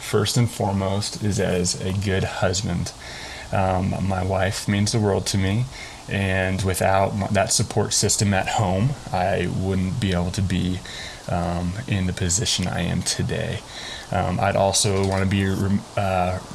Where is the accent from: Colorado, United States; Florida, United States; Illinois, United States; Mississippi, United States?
Colorado, United States; I am also pretty much a Colorado native. I moved to Colorado when I was about 9 months old, and I've been here ever since.